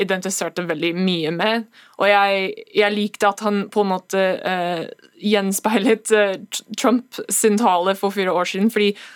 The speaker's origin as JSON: {"language": "Norwegian", "country": "United States", "moved": "yes", "lives_now": "Norway", "said": "oss som amerikanere"}